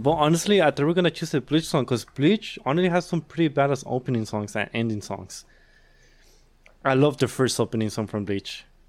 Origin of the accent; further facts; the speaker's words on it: Mexico; moved away; I was born in Mexico